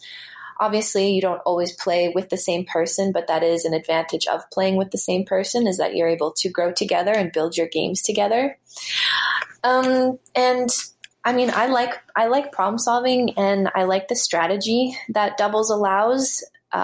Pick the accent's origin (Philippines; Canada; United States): Canada; I think also growing up in Canada, where so much of the year you have to play indoors